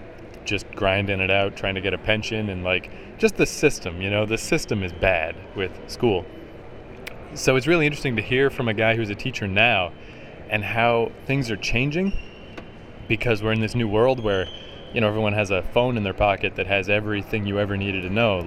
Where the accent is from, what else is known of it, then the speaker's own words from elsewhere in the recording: Canada; I'm Canadian